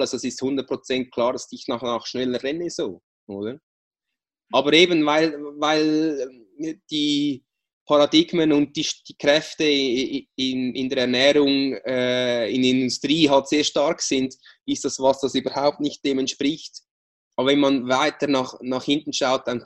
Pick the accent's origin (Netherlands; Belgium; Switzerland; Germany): Switzerland; jetzt hast du fünf Monate äh, keine Schokolade gegessen, was als Schweizer ja wirklich was sehr Schlimmes ist.